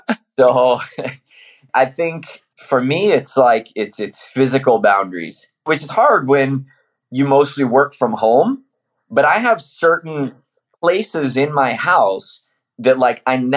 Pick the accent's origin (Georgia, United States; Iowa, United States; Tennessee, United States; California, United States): Iowa, United States; moved away; I'm from Iowa originally